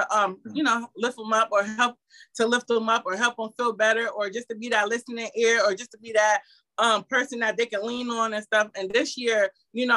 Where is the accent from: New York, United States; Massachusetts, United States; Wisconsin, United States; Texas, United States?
New York, United States; Albany; my childhood history of growing up in the Capital District